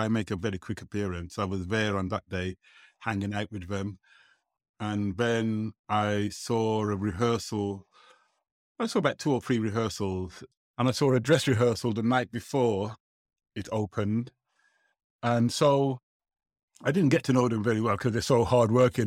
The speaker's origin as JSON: {"language": "English", "town": "Birmingham", "region": "West Midlands", "country": "United Kingdom", "tie": "born or raised there", "said": "when I was growing up in Birmingham"}